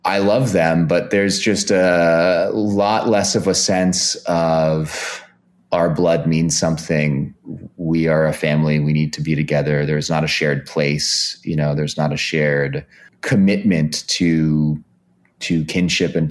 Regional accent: Bay Area, California, United States; I grew up in the Bay Area

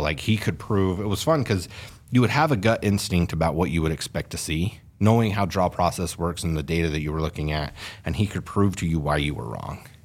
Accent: Fillmore, Utah, United States; I grew up hunting in Fillmore, the Pavant Range up there.

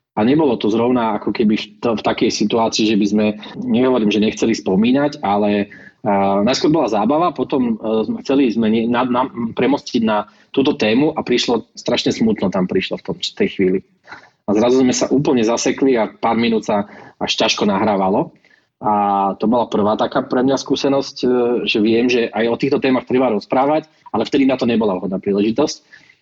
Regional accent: Michalovce, Košice Region, Slovakia; now in Bratislava, Slovakia; v občianskom mám už Bratislavu, ale pochádzam z Michiganu, z Michaloviec

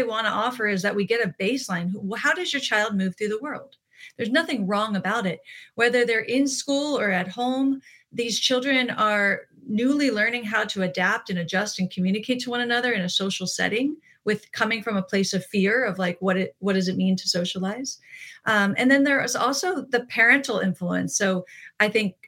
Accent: East Coast, United States; moved away; I'm from the East Coast originally

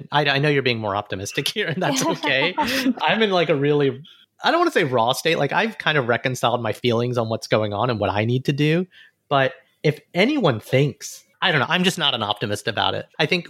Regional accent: Montgomery, Alabama, United States; moved away; my hometown of Montgomery, Alabama, where I grew up completely

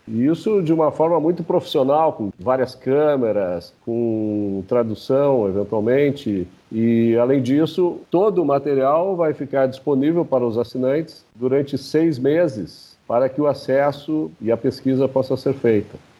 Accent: Brazil; Nós, como brasileiros aqui

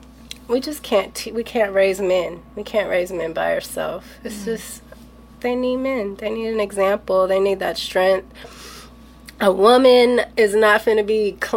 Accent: Los Angeles, California, United States; me growing up

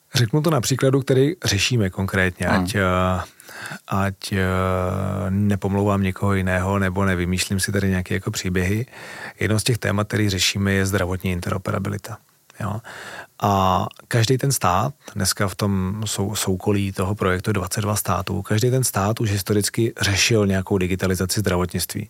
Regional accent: Czechia; já jako Čech

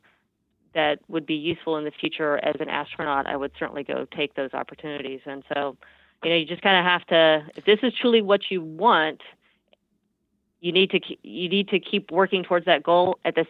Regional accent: Houston, Texas, United States; growing up in Houston, we have no mountains. It's perfectly flat here.

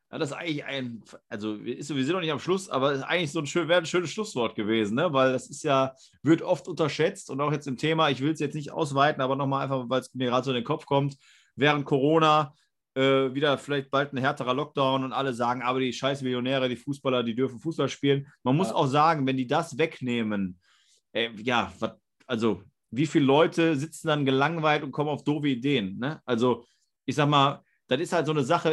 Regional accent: Germany; als Deutsche

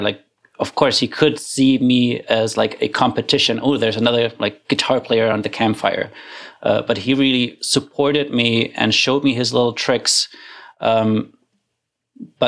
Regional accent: Germany; moved away as an adult; now in Canada; I grew up in Germany

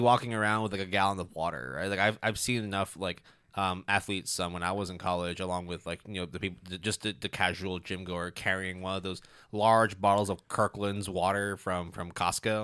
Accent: Hong Kong; growing up in Hong Kong

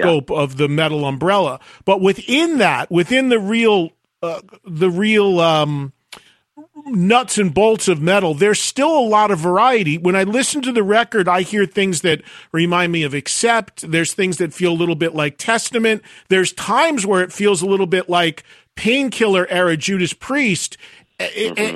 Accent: New Jersey, United States; I'm from New Jersey

